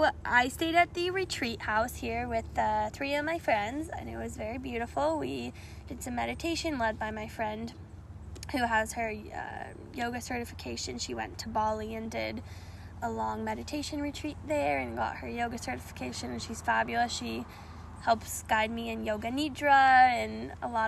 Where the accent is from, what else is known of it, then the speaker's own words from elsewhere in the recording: Colorado, United States; moved away; where I grew up in Colorado, so flat